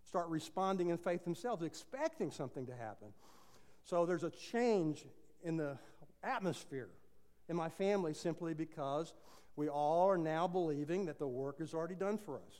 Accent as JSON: {"language": "English", "region": "Texas", "country": "United States", "said": "I'm a Texan, so we say it differently"}